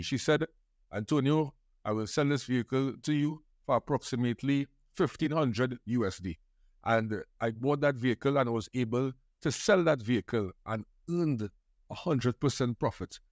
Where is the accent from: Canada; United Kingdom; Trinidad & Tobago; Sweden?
Trinidad & Tobago; I grew up in Trinidad, to be exact, in Trin-, City Giriá, which is close to the airport and Trinity Mall